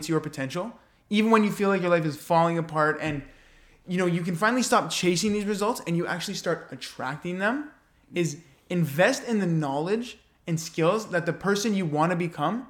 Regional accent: Canada

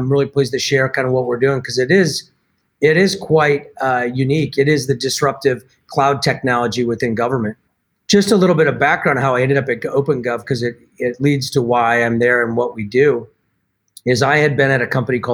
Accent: Milwaukee, Wisconsin, United States; moved away as an adult; also born or lived in Boston; where I grew up here in Milwaukee

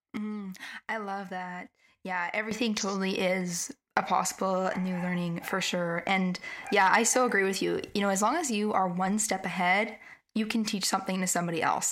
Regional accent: Canada; I'm from Canada

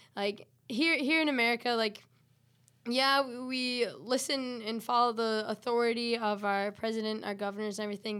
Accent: West Michigan, United States; I am originally, I grew up here

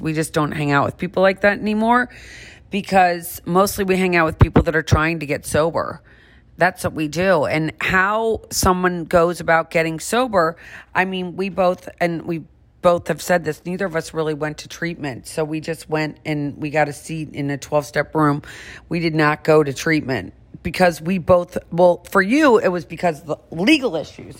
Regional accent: St. Louis, Missouri, United States; one of my best friends that I grew up with in St. Louis

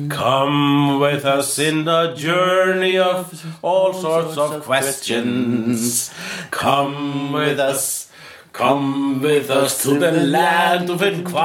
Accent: Iceland; English is a second language; And I am an Icelandic and person.

